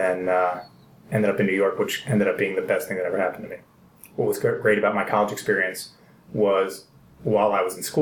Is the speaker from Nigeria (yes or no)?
no; Greece; moved away; my home country